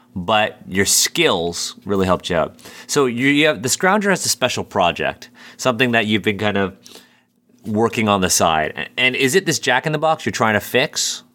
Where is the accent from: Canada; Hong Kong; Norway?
Canada; as a Canadian myself, you know, when we're, when we're learning about World War One in, like, the tenth grade in high school